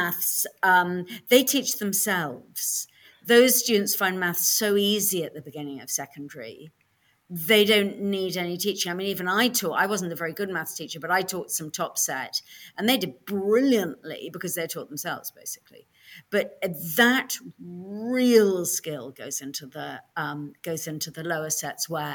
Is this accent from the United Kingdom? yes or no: yes; London, United Kingdom; moved away as an adult; I grew up in a sort of lefty part of North London